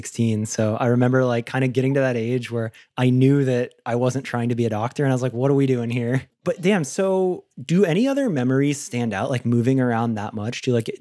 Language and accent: English; Florida, United States; I'm from Florida too